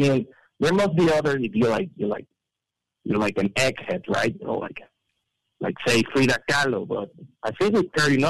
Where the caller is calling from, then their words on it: Mexico City, Mexico; from Mexico City.